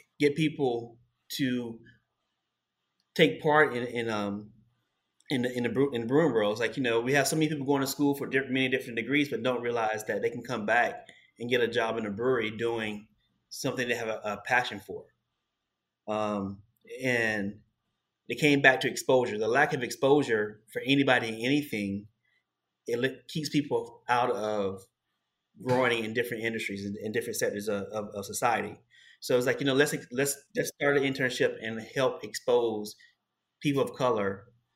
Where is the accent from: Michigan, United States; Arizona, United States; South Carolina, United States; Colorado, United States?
South Carolina, United States; Columbia; now in New York City, United States; It's a small subdivision I grew up in Columbia, South Carolina